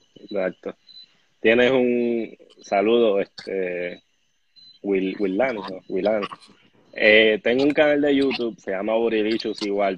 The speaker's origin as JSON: {"language": "Spanish", "town": "Bayamón", "country": "Puerto Rico", "tie": "born or raised there", "lives_now": "Guaynabo, Puerto Rico", "said": "Yo nací en Bayamón, me crié en Bayamón, estudié en Bayamón, pero siempre he vivido en Guaynabo."}